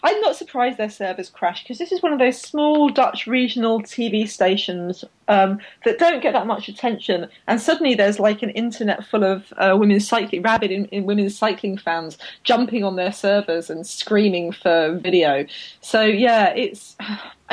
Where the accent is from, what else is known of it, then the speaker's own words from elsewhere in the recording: London, United Kingdom; I grew up in London